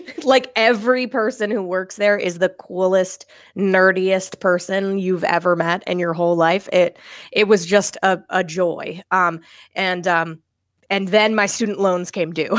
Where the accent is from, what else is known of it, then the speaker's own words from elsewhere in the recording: Maine, United States; moved away as an adult; now in Massachusetts, United States; I'm originally from Maine